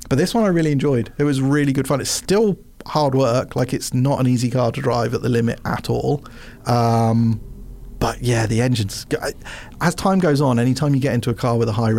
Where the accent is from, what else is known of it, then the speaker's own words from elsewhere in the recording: England, United Kingdom; as an English person